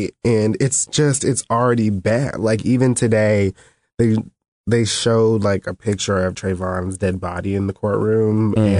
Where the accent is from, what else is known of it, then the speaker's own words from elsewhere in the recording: Florida, United States; It's my home state